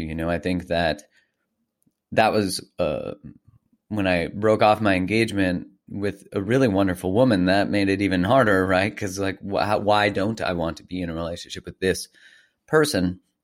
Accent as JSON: {"language": "English", "town": "Calgary", "region": "Alberta", "country": "Canada", "tie": "born or raised there", "said": "I grew up in Calgary, in Canada, just north of Montana"}